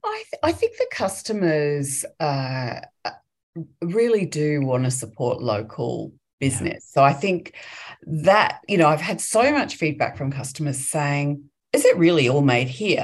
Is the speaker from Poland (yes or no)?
no; England, United Kingdom; moved away as an adult; now in Australia; I grew up in England, um, in the UK, and uh, moved to Australia as an 18 year old